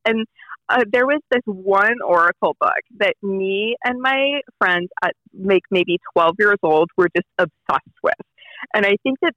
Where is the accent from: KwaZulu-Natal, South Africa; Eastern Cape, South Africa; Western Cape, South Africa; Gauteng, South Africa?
Gauteng, South Africa; Johannesburg; also born or lived in Denver, United States; now in United States; I was born in Denver, but raised in public schools in Johannesburg